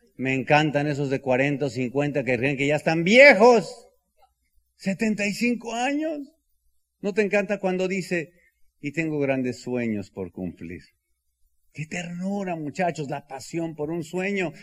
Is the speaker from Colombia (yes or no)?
no; Bajío, Mexico; soy del Bajío